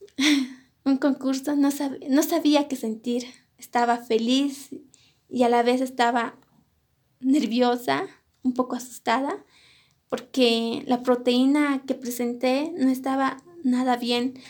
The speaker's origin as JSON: {"language": "Spanish", "town": "Colquiri", "region": "La Paz", "country": "Bolivia", "tie": "born or raised there", "also_born_or_lived": "Cochabamba, Bolivia", "said": "Yo nací en la ciudad de Cochabamba, pero crecí en la comunidad de mis padres, que se encuentra en el departamento de La Paz, en la provincia de Colquiri"}